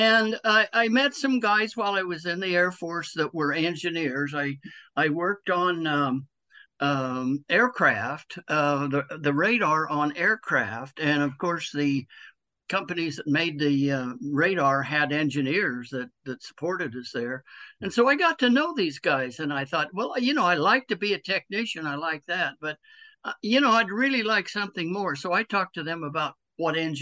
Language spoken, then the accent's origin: English; Idaho, United States; moved away as an adult; also born or lived in Northern California / Utah / Kentucky; born and raised in Idaho and you kind of want to get back near your home state